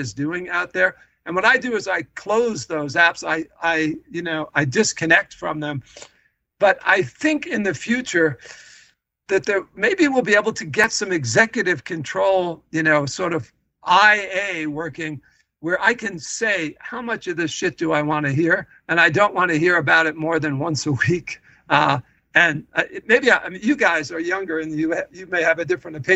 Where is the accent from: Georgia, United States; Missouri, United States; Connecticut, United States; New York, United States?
New York, United States; New York City; I grew up in New York City around lots of people